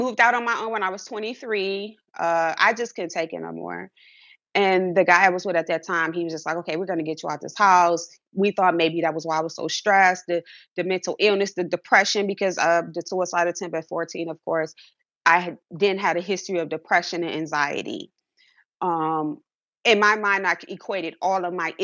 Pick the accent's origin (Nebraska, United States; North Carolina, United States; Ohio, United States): Ohio, United States; Cleveland; growing up in an inner city in a poverty area, I'm from Cleveland, Ohio